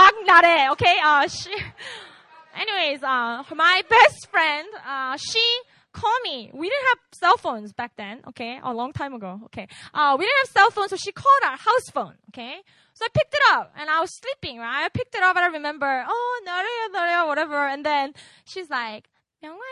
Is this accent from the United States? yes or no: no; Busan, South Korea; English is a second language; moved away; I grew up in Busan